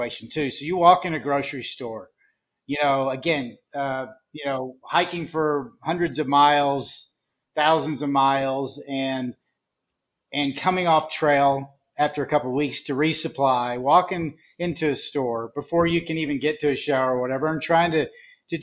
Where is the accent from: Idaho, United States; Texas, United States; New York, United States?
Texas, United States; I'm from Texas. You know, I've been here mostly all my life